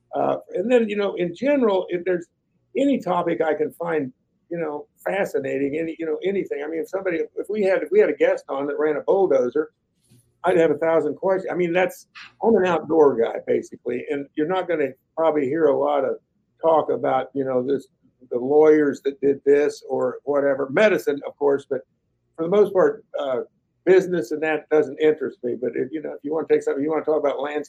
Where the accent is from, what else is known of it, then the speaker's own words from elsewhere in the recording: Northeast Kansas, United States; I grew up in Northeast Kansas, basically in a little farming town